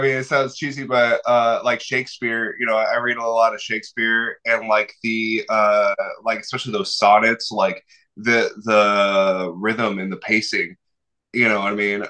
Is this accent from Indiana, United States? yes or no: no; Arizona, United States; growing up in Arizona